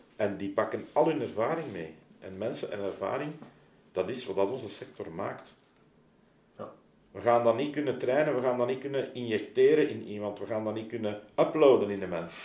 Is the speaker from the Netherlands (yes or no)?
no; Leuven, Flanders, Belgium; ik ben opgegroeid in Leuven